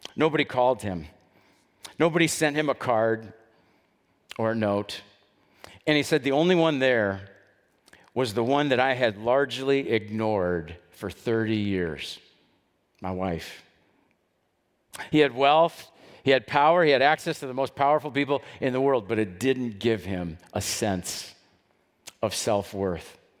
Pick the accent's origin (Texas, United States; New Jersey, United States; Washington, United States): Texas, United States; Dallas; I grew up in West Dallas, and when I was a little kid back in the seventies